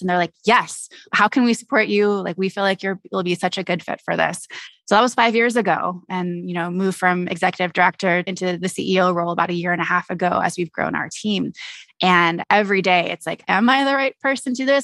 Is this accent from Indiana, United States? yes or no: no; Alameda, California, United States; I'm originally from the Bay Area, so I grew up in a little town called Alameda